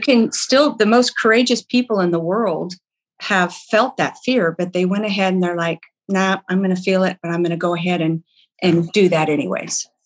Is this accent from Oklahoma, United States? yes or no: yes; Oklahoma, United States; moved away; I'm from Oklahoma originally.